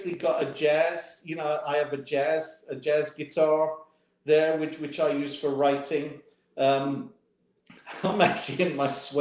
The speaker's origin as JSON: {"language": "English", "region": "England", "country": "United Kingdom", "tie": "born or raised there", "moved": "as an adult", "lives_now": "Memphis, United States", "said": "growing up in England"}